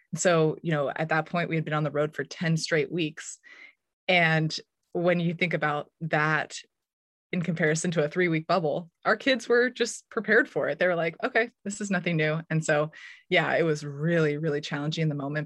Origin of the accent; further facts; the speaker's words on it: Menlo Park or Palo Alto, California, United States; moved away as an adult; also born or lived in Durham, North Carolina / Lawrence, Kansas; my hometown in Menlo Park or Palo Alto